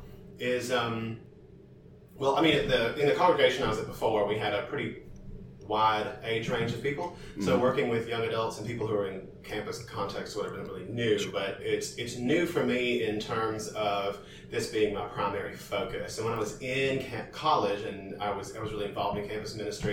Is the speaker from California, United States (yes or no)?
no; Orange County, North Carolina, United States; also born or lived in Edmond, North Carolina / Alamance County, North Carolina / Raleigh, North Carolina; Grew up in Orange County.